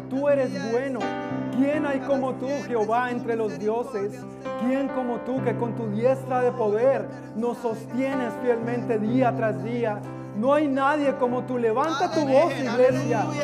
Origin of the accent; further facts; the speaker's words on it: Colombia; soy de Colombia también. ¿De Barranquilla? Ah, bueno, no soy de Barranquilla, pero.